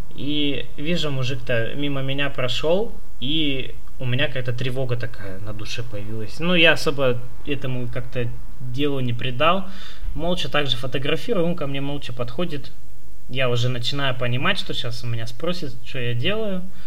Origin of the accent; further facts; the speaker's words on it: Chita, Zabaykalsky Krai, Russia; now in Irkutsk, Russia; я родился в Чите